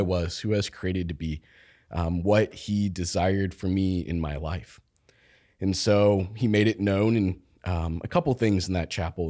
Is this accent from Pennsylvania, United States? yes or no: no; Topeka, Kansas, United States; now in Olathe, United States; I grew up in Topeka, Kansas